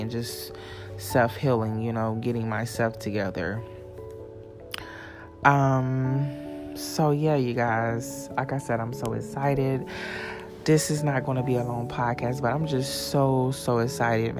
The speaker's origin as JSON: {"language": "English", "region": "South Carolina", "country": "United States", "also_born_or_lived": "Florida", "moved": "yes", "said": "I'm back in South Carolina. I'm at my mom's house right now"}